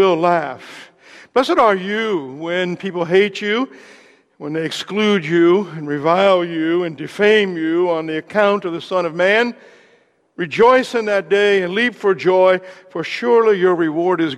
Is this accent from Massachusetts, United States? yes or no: no; Southern Indiana, United States; I'm from Southern Indiana